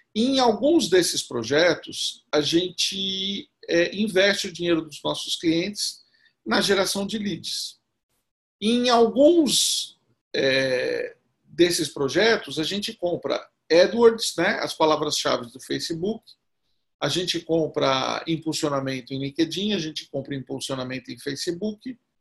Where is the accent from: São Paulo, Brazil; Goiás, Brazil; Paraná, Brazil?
São Paulo, Brazil; São Caetano do Sul; eu sou de São Caetano